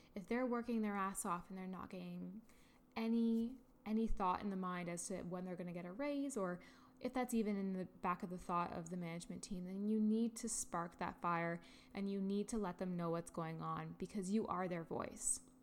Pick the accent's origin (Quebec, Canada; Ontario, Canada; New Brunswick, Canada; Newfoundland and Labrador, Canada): Ontario, Canada; I am from Canada, Ontario, and I've been living here my entire life.